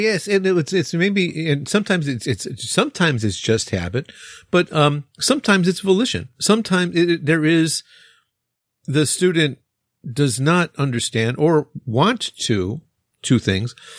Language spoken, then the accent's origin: English; Chicago, Illinois, United States; accent: Chicago; now in Japan; my Chicago accent